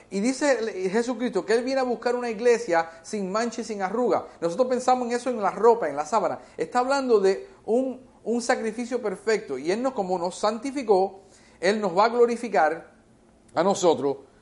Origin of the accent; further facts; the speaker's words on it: United States; first language English; Spanish is a second language; Yo me crié en este país de la edad de un año, en los Estados Unidos. Yo aprendí inglés, mi primera lengua es inglés